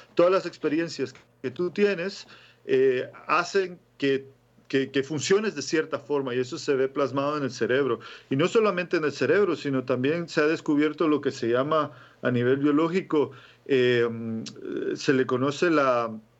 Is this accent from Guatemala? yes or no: yes; Guatemala; moved away; yo nací en Guatemala, ¿no? Y en la época que yo nací, en el 82